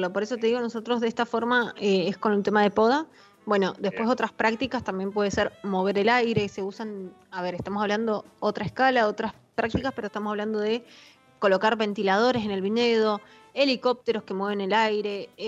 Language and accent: Spanish; Mendoza, Argentina; now in San Juan, Argentina; yo, como te decía, soy mendocina y estoy acostumbrada a venir los fines de semana a Mendoza a visitar familia, amigos y demás.